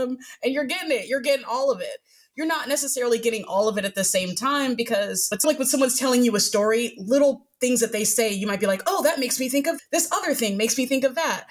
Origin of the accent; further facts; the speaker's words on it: New York, United States; moved away as an adult; now in Austin, United States; I grew up in New York, so I've got a bit of New York culture to me